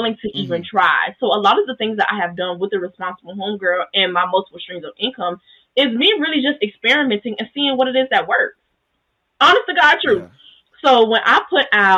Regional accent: the South, United States; I grew up in the South.

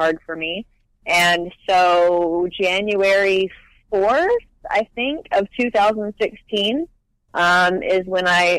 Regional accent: Hoover, Alabama, United States; moved away as an adult; also born or lived in Nashville, Tennessee; now in Los Angeles, United States; I grew up, technically I was born in Nashville. I lived in Nashville until I was 8, and then we moved to Hoover, which is a suburb outside of Birmingham.

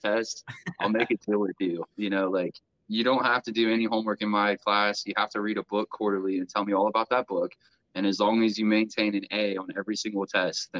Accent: Grove City, Ohio, United States; also born or lived in Circleville, Ohio; I grew up in mostly in Grove City, Ohio, where I'm currently living now

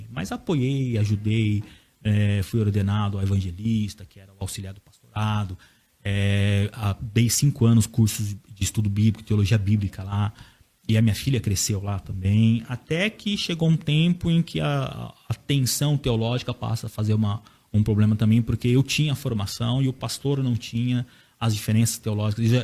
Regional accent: Bragança Paulista, São Paulo, Brazil; eu nasci na Igreja Assembleia de Deus, meu avô é um dos fundadores da Assembleia de Deus, na minha cidade, uhum.

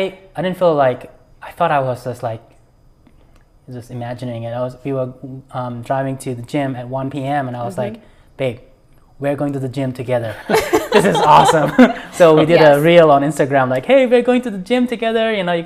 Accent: India; now in United States; or now I feel like, you know, I'm American, but at the same time, just being able to do it, having the freedom and the opportunities

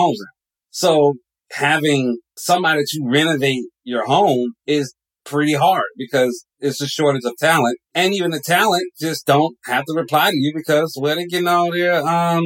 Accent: Atlanta, Georgia, United States; also born or lived in Flatbush, Brooklyn, New York; now in Athens, United States; The way I grew up in Atlanta

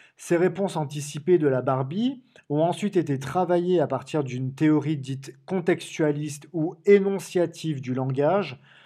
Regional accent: Marseille, Provence-Alpes-Côte d'Azur, France; comme on dit chez moi à Marseille

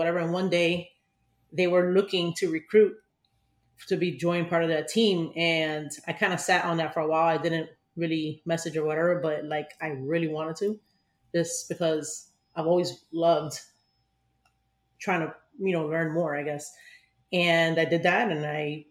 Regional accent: Miami, Florida, United States; I'm from Miami, Florida

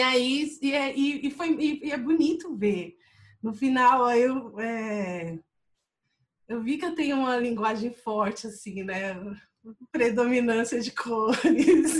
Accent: São Paulo, Brazil; moved away as an adult; eu sou do Parque do Lago, né? Eu, eu tinha acabado de voltar de um, um tempo que eu morei fora, assim, e estava revendo todas as minhas práticas, meus pensamentos, é, meio voltando para o lugar onde eu cresci

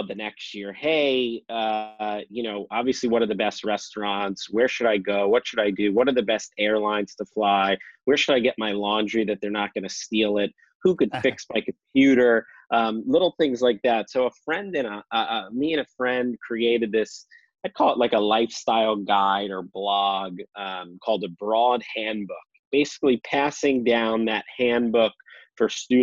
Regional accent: Scarsdale, New York, United States; also born or lived in Bloomington, Indiana; now in Cincinnati, United States; I grew up in Scarsdale, New York. It was about 30 minutes north of the city

